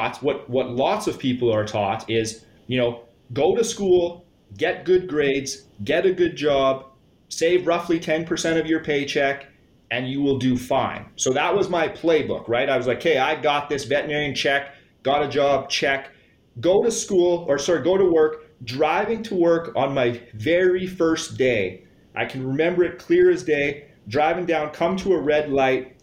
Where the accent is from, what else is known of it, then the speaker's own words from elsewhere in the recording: Saskatchewan, Canada; I grew up born and raised here in Saskatchewan